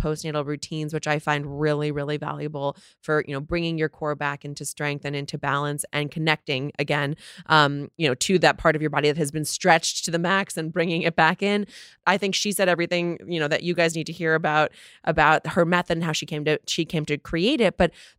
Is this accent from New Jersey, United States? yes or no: yes; New Jersey, United States; Oh, I grew up in New Jersey.